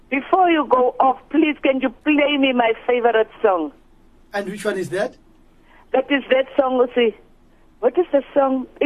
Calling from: Namibia; I'm good. I'm calling from Namibia.

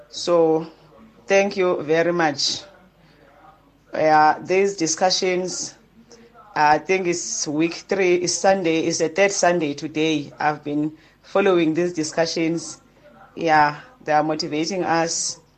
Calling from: Harding, KwaZulu-Natal, South Africa; from Harding emasamini.

